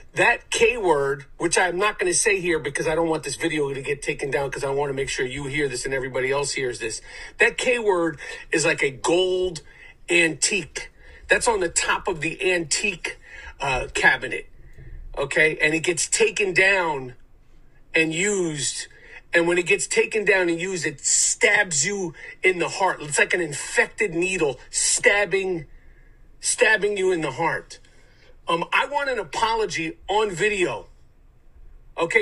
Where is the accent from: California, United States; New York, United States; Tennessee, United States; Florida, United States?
New York, United States; New York City; Growing up in New York City